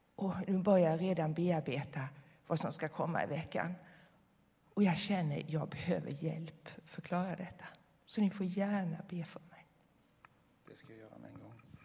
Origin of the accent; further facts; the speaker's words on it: Switzerland; now in Sweden; jag kommer från Schweiz